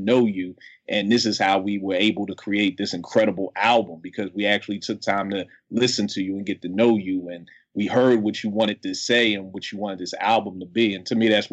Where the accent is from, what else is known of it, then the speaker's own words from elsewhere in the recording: Philadelphia, Pennsylvania, United States; I was in West Philly. I'm from Philly.